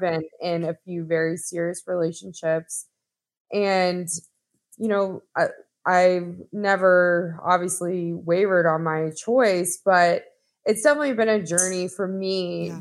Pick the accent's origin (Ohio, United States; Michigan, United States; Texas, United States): Texas, United States; moved away as an adult; I'm originally from Texas and found myself back here this past year after being gone for quite some time